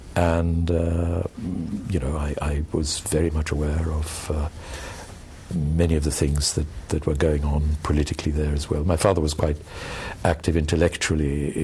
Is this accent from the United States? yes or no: no; Pakistan; also born or lived in Saudi Arabia / India; Well, I was born in Saudi Arabia, actually, because my mother comes from there, and my parents moved when I was a couple of years old to India and then eventually to Pakistan. Mm-hmm. So I was raised both in India and in Pakistan.